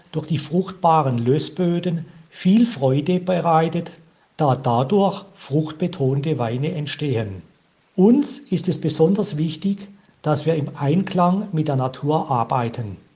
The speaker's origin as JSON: {"language": "German", "town": "Freiburg", "region": "Baden-Württemberg", "country": "Germany", "said": "kommen wir aus Freiburg, genauer gesagt vom Tuniberg"}